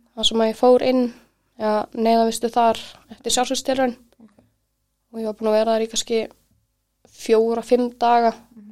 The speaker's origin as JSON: {"language": "Icelandic", "area": "Kópavogur", "region": "Capital Region", "country": "Iceland", "tie": "born or raised there", "said": "ég elst upp í Kóboi"}